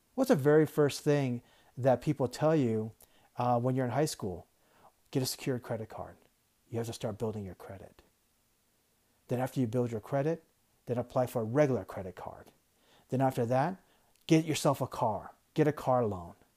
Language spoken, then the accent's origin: English; Tucson, Arizona, United States; I grew up in Tucson and we get a lot of retirees